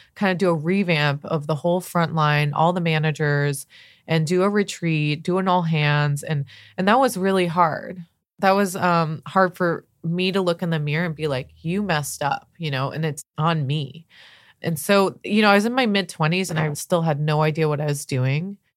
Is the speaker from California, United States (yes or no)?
yes; La Jolla, California, United States; I grew up in Southern California